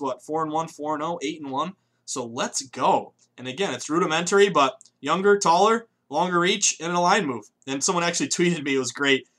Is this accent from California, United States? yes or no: no; the Berkshires, Western Massachusetts, United States; moved away as an adult; also born or lived in Vermont / Boston; I'm from Massachusetts, but I grew up on the complete left side of the state, Western Mass, small place called the Berkshires